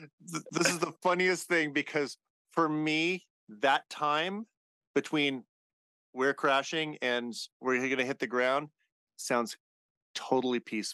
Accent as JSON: {"language": "English", "region": "Southern California", "country": "United States", "tie": "born or raised there", "also_born_or_lived": "Massachusetts", "moved": "yes", "lives_now": "Idaho, United States", "said": "I grew up in Southern California where everything's wide open."}